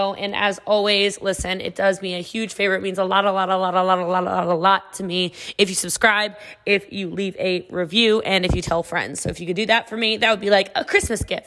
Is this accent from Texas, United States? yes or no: yes; Frisco, Texas, United States; I am from Frisco, Texas